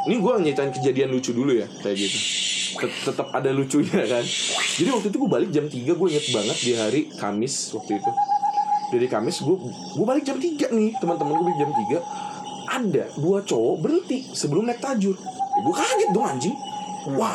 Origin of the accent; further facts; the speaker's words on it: Tasikmalaya, West Java, Indonesia; Bukan kan saya orang Tasik bukan di Bogor.